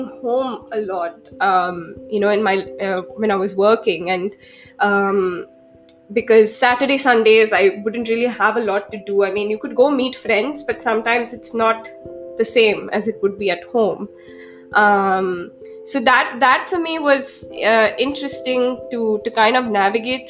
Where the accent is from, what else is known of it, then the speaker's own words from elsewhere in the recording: Mumbai, Maharashtra, India; moved away as an adult; also born or lived in New York; that move to back to Mumbai